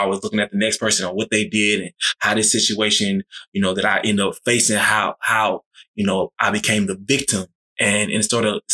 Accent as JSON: {"language": "English", "region": "Texas", "country": "United States", "tie": "born or raised there", "also_born_or_lived": "Virginia", "moved": "as an adult", "lives_now": "Georgia, United States", "said": "I'm from Texas"}